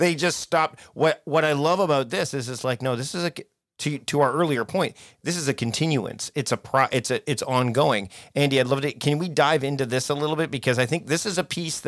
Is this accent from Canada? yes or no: yes; Canada; I'm Canadian